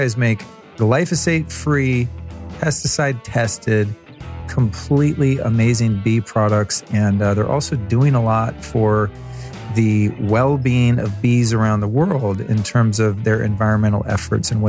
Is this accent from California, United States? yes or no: yes; California, United States; I'm from California